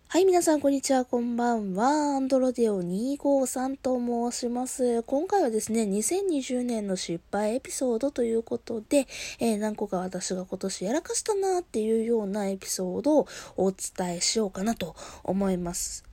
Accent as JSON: {"language": "Japanese", "region": "Kansai", "country": "Japan", "tie": "born or raised there", "said": "私、生まれも育ちも関西で、今いるところもね、あの、職場も地元なんですよ。"}